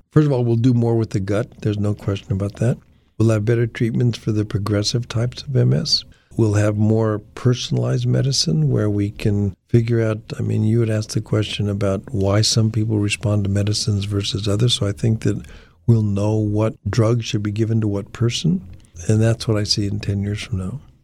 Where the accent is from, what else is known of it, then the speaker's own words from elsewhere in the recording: Denver, Colorado, United States; I was, uh, born and raised in Denver, Colorado.